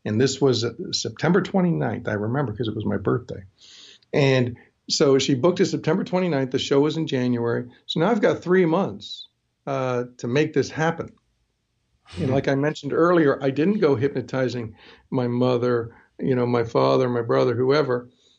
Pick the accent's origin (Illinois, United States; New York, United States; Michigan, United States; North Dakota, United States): New York, United States; born there; also born or lived in Toronto, Canada; And because although I lived in Toronto, I was born in New York, so I'm American.